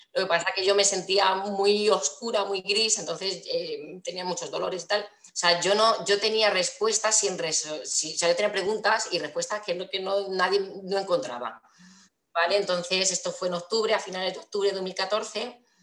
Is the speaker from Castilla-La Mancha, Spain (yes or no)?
yes; Toledo, Castilla-La Mancha, Spain; also born or lived in Valencia; vivo en Toledo, eh, nací en Valencia, pero me vine aquí a los cuatro añitos